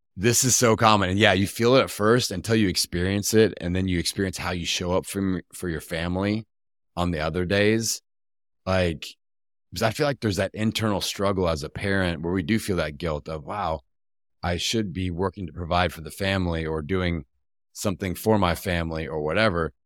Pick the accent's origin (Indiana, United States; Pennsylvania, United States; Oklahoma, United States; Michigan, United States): Indiana, United States; Bloomington; my hometown back in, uh, Bloomington, Indiana